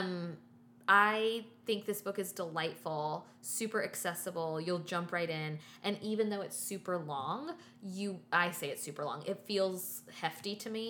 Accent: the South, United States; I'm a teetotaler from the South

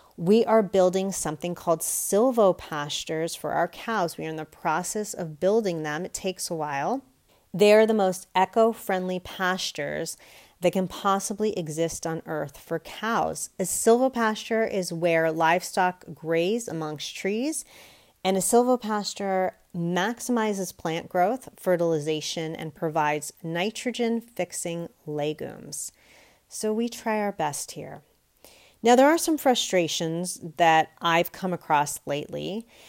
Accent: United States; I can only speak as an American

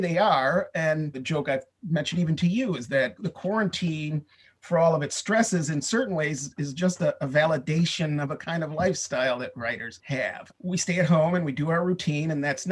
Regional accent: Michigan, United States; previously in my home state of Michigan

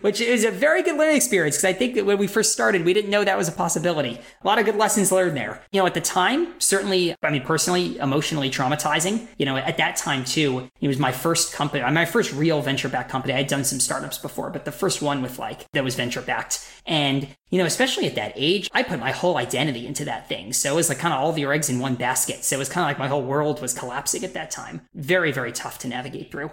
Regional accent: Westchester, New York, United States; moved away; also born or lived in Boston; we're both from New York, myself from Westchester

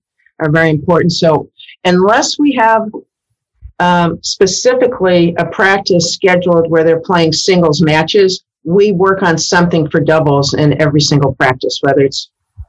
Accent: Iowa, United States; moved away; I'm from Iowa, so that's in the Missouri Valley.

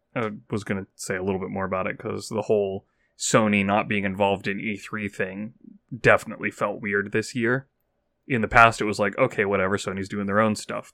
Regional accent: United States; I'm an American

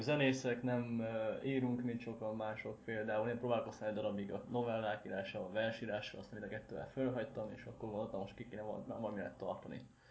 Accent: Szeged, Csongrád-Csanád, Hungary; szegediek vagyunk

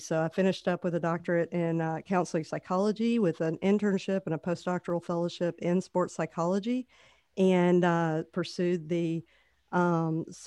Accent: Oxford, Mississippi, United States; moved away as an adult; also born or lived in New Orleans; I am actually from Oxford, Mississippi. So never say never about moving back to your hometown, lived around the world to come back and be able to work at where I grew up

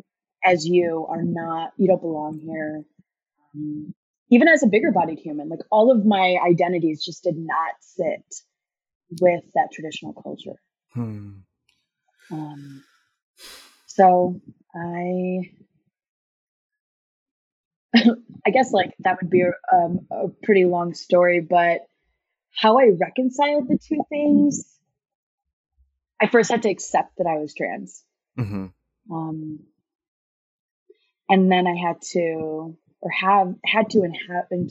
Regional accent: United States; I was born in the States, but my parents were born and raised in India.

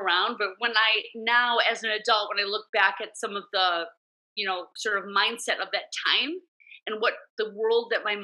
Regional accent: Milwaukee, Wisconsin, United States; now in New York, United States; when I was growing up in Milwaukee

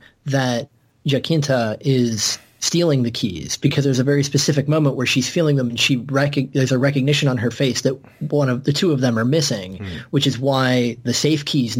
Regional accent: United States; I'm American, and I barely speak English appropriately.

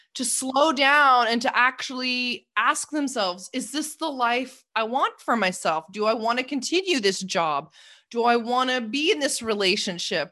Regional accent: Toronto, Ontario, Canada; moved away; I'm from Canada originally, and, uh, I grew up in Toronto, well, just a suburb outside of Toronto

